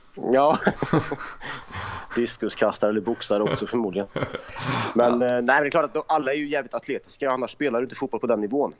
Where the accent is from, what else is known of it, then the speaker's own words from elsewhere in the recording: Värmland, Sweden; Farsan spelade fotboll i Östra Deje i division 4, division 5, division 6 hemma i Värmland